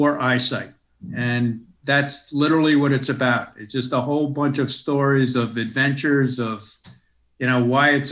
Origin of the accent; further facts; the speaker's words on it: United States; moved away as an adult; now in Melbourne, Australia; I grew up and lived most of my life in the United States